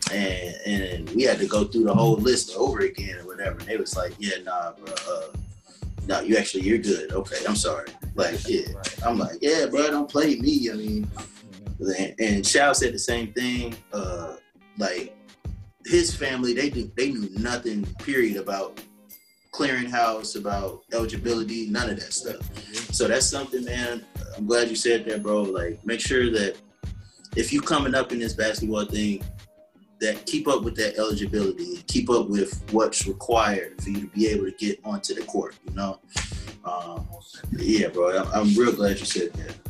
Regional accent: Southfield, Michigan, United States; I would say I'm from Detroit or whatever, but you know, I'm Southfield

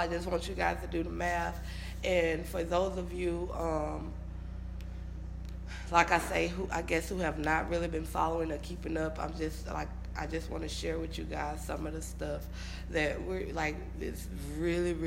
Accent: Louisiana, United States; I'm from Louisiana

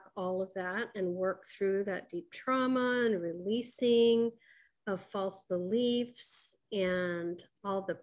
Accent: Kailua, Hawaii, United States; I was born in Kailua, Hawaii.

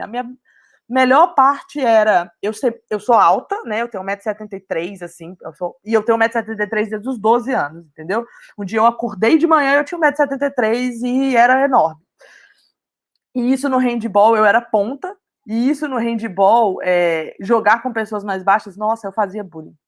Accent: Belo Horizonte, Minas Gerais, Brazil; Eu sou de Minas, então é, eu tive a oportunidade, mesmo morando em BH, que é a capital

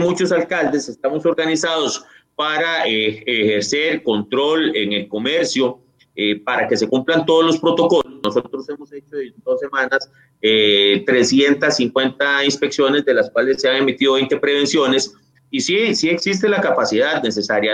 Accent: Costa Rica; somos los costarricenses

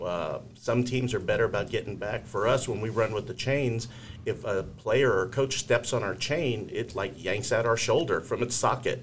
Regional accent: Laredo, Texas, United States; moved away as an adult; now in Dallas area, United States; I am from South Texas, from uh, Laredo, Texas, and I did play high school football back in the uh, late '70s, early '80s

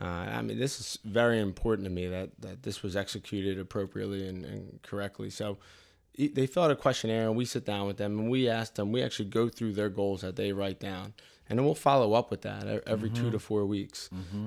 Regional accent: Delaware County, Pennsylvania, United States; I grew up in Delaware County

